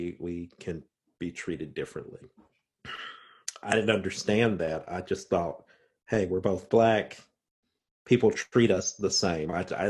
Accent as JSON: {"language": "English", "region": "Indiana", "country": "United States", "accent": "Southern Indiana", "said": "my voice and I sound like I'm from Southern Indiana."}